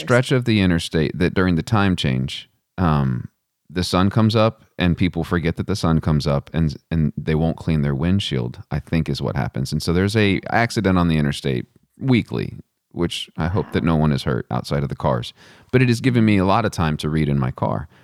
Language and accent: English; Western Texas, United States; now in Charlottesville, United States; I didn't grow up in Charlottesville, I grew up in Western Texas